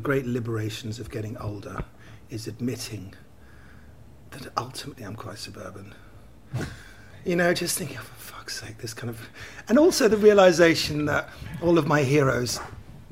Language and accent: English; Twickenham, London, United Kingdom; also born or lived in Soho, London; Twickenham. I grew up in Twickenham